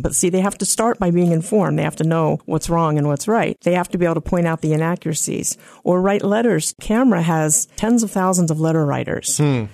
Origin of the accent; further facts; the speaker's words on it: Silver Spring, Maryland, United States; I was raised in Silver Spring, Maryland, where about half the population is Jewish